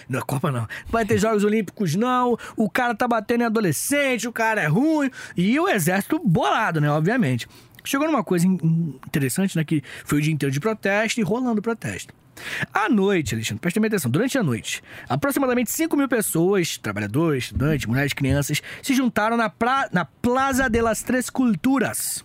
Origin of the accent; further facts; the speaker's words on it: Brazil; Nós que somos do Brasil